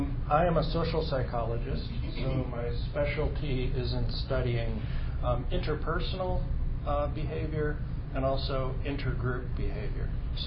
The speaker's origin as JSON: {"language": "English", "region": "Connecticut", "country": "United States", "tie": "born or raised there", "also_born_or_lived": "Massachusetts / California", "moved": "as an adult", "said": "I was born in Connecticut, in New England, and I lived for about the first 18 or 19 years in Connecticut and Massachusetts, kind of moved around a lot when I was a kid. Then I moved to California when I was about 19"}